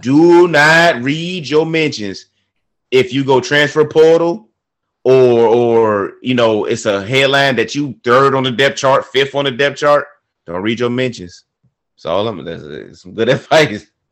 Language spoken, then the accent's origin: English; Virginia, United States; I grew up in Virginia